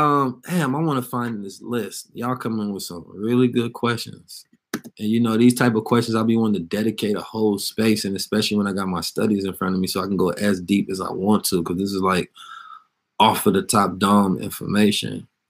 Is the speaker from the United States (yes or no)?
yes; California, United States; And so I'm from the Bay, of course.